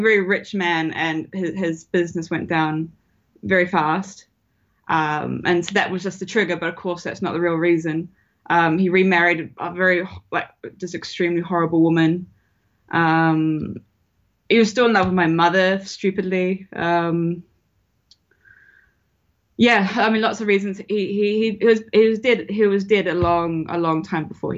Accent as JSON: {"language": "English", "country": "New Zealand", "moved": "yes", "said": "I'm from New Zealand originally."}